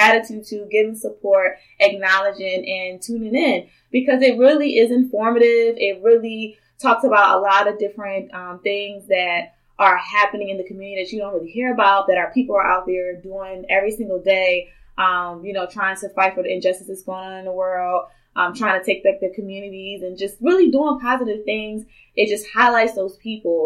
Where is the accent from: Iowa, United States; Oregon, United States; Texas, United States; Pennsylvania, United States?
Pennsylvania, United States; Philadelphia; now in Houston, United States; I'm from the north, okay? I am from Philadelphia. Shout out to Philly, 215.